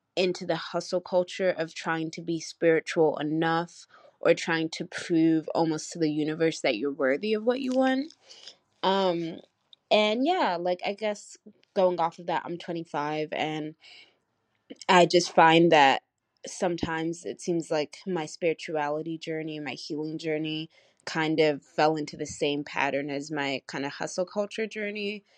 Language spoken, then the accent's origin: English; United States; I'm from the States